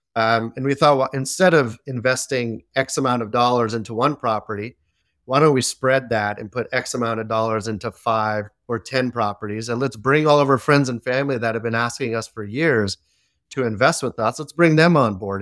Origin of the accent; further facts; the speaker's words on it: Belmont, California, United States; also born or lived in San Mateo, California; I was born here in the Bay Area. San Mateo, California, born and raised in Belmont, which is a small city right next to it